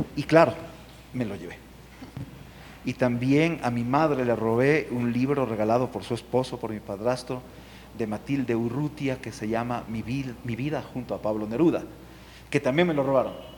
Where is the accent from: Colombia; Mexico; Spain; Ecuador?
Ecuador; Ambato, Tungurahua; yo soy de Ambato